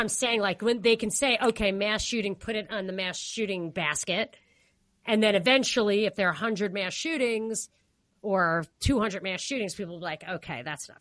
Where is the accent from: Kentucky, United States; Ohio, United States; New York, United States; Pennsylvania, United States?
New York, United States; As a New Yorker